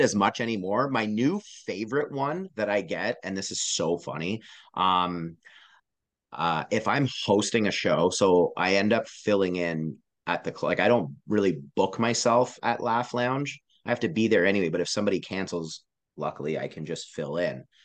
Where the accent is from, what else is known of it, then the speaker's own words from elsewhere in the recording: Canada; I am a Canadian performer